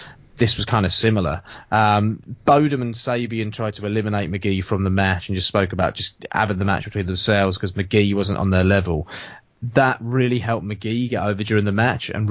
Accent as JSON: {"language": "English", "town": "Southampton", "region": "South East England", "country": "United Kingdom", "moved": "yes", "said": "I'm from Southampton"}